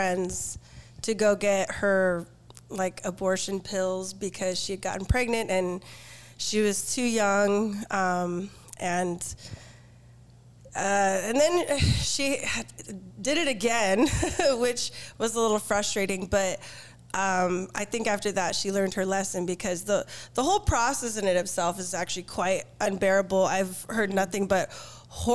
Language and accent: English; Downey, California, United States; I'm from Los Angeles, Downey